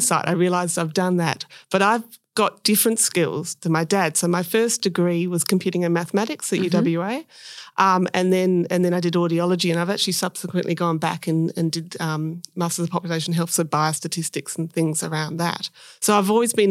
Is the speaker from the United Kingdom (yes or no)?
no; Perth, Western Australia, Australia; I was born in WA, born in Subi. Grew up here in Perth